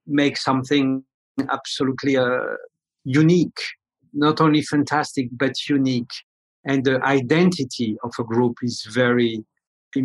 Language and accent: English; France; moved away; I come from France.